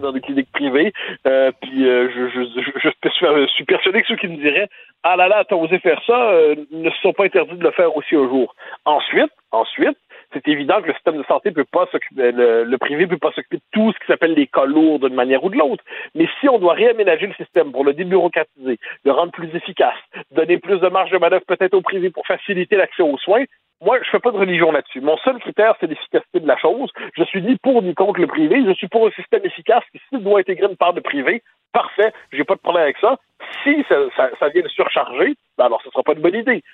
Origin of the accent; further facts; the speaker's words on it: Quebec, Canada; On est des Québécois